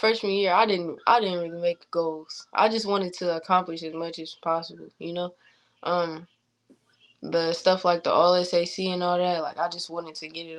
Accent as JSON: {"language": "English", "town": "Fort Wayne", "region": "Indiana", "country": "United States", "tie": "born or raised there", "said": "I'm in my hometown"}